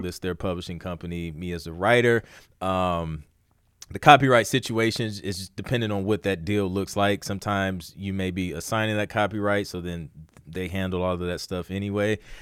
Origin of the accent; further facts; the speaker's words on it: Ohio, United States; I'm from Ohio